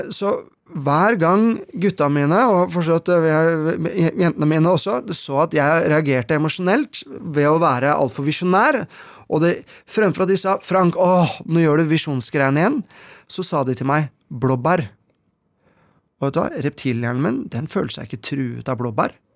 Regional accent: Asker, Akershus, Norway; hjemme i Hallenskog, hvor jeg vokste opp

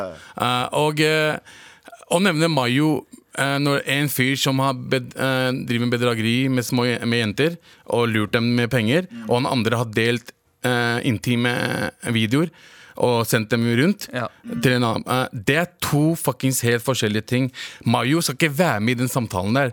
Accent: Lørenskog, Akershus, Norway; Jeg vokste opp i, på Lørenskog

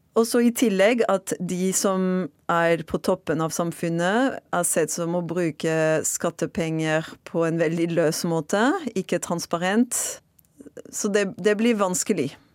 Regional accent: Marseille, Provence-Alpes-Côte d'Azur, France; Norwegian is a second language; moved away as an adult; now in Norway; Jeg er fransk fra Marseille og har bodd i Norge i nesten ti år.

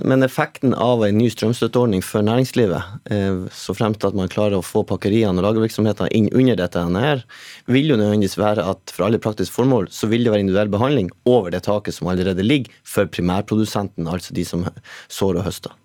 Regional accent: Northern Norway, Norway; Jeg er jo sjøl fra Nord-Norge

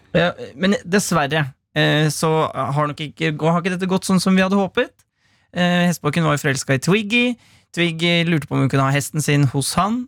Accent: Gard, Innlandet, Norway; Jeg kommer fra Gard

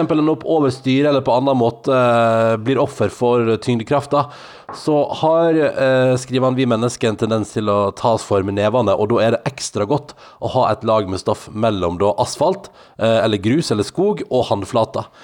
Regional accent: Norway; jeg er norsk

